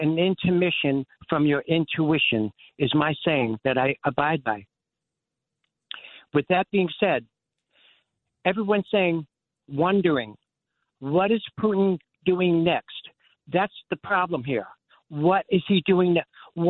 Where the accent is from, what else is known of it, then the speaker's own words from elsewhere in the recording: New York City, New York, United States; I'm from Manhattan.